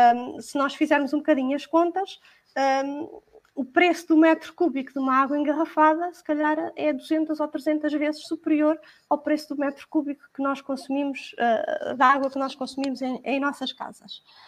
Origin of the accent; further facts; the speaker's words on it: Portugal; nós portugueses